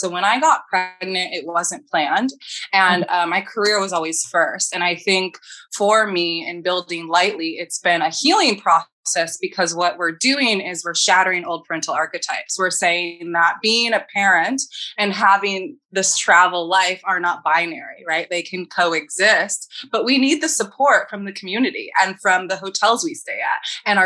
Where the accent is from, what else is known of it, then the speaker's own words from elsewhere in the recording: East Lansing, Michigan, United States; moved away as an adult; also born or lived in California / Switzerland / Baku, Azerbaijan; I'm originally from East Lansing. That's where I was born. So I'm a Midwest girl.